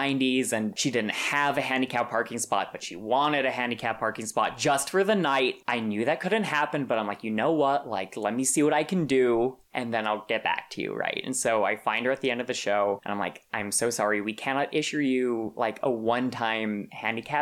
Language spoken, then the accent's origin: English; Santa Fe, New Mexico, United States; moved away; I'm from Santa Fe, New Mexico, which is, I think, the most beautiful state in the union